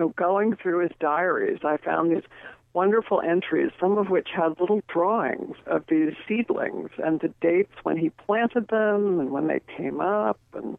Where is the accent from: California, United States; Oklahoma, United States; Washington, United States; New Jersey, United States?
California, United States; I was born in California, too.